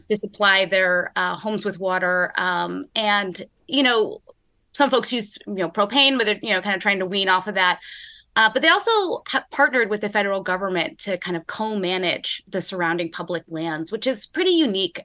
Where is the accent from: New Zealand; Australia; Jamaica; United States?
United States; Nevada County, California; moved away; I grew up in Nevada County, which is in the foothills of the Sierra Nevada Mountains